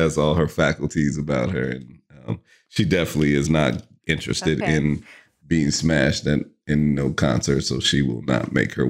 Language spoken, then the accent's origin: English; California, United States; obviously we're both from the Bay. We met in Oakland, and so to, you know, I have always had this need to go back just to get like replenished on the vibe.